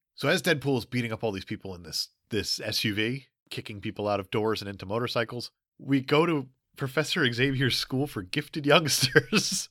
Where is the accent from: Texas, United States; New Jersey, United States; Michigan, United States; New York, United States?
New Jersey, United States; I'm from Jersey